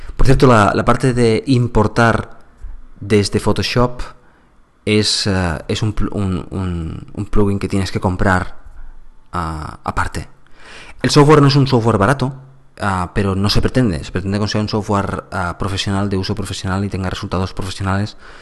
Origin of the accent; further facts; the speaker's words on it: Andalusia, Spain; yo soy andaluz